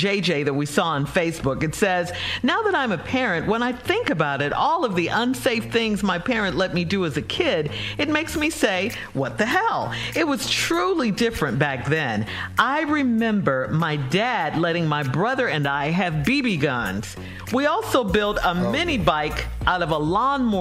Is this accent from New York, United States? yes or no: no; Chicago, Illinois, United States; Growing up in Chicago